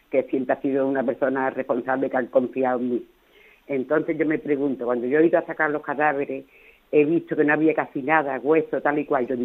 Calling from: Andalusia, Spain; Soy … de Andalucía.

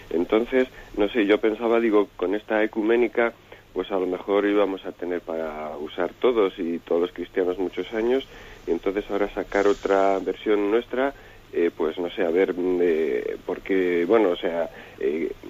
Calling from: Palencia, Castile and León, Spain

